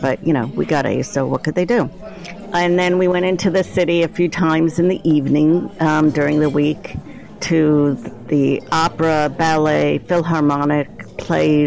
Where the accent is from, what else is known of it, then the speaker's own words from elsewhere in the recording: New Jersey, United States; also born or lived in New York; now in Cleveland, United States; So I'm originally from New Jersey, a commuting suburb of Manhattan. So I grew up on the ocean in New Jersey.